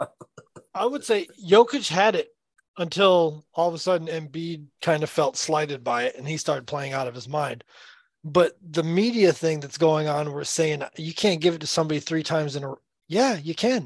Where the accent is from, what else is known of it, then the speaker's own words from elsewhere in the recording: the South, United States; I grew up playing basketball in the South